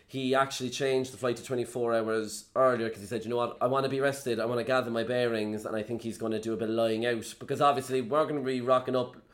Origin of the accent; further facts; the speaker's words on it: Ireland; as Irish people, I think we're very agreeable